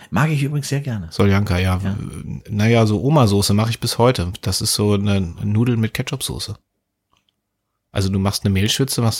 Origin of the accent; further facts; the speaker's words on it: Mecklenburg-Vorpommern, Germany; Ich, ich war bin ja in der freien Welt. Ich bin ja im Osten groß